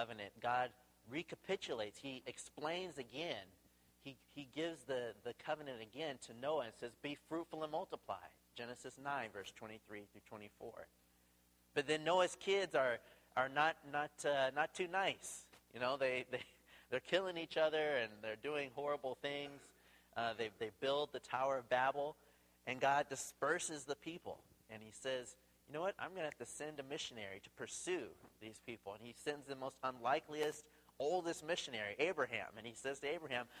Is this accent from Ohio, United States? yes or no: no; Tacoma, Washington, United States; now in Seattle, United States; we're originally from Tacoma. We live in Seattle